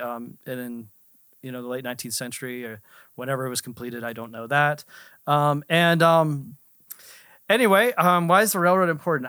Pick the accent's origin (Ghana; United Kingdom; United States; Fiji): United States; Altoona, Pennsylvania; I was born in Altoona, Pennsylvania. Altoona is known for, um, the railroad